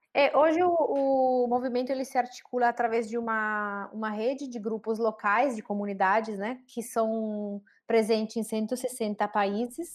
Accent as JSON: {"language": "Portuguese", "town": "Saluzzo", "region": "Piedmont", "country": "Italy", "also_born_or_lived": "Santa Catarina, Brazil", "second_language": "Portuguese", "moved": "as an adult", "lives_now": "Brazil", "said": "Eu sou de uma cidade bem pequena que se chama Saluzzo, uma cidade de um pouquinho mais de 16 mil habitantes, é, na região Piemonte, no norte da Itália"}